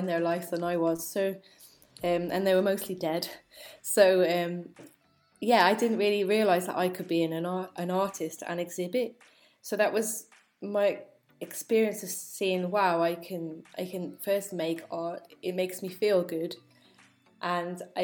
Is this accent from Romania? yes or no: no; Telford, West Midlands, United Kingdom; moved away; also born or lived in London; I grew up in Telford, which is, I mean, it's like this small town, really.